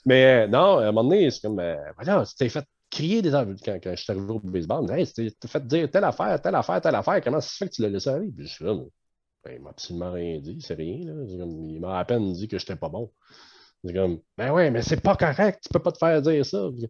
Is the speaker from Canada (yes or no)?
yes; Canada; en tant que Canadien